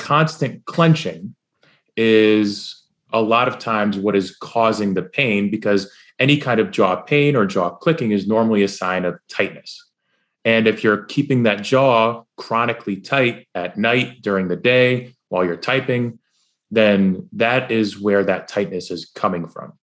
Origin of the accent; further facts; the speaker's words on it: New York, United States; I'm from New, I'm from New York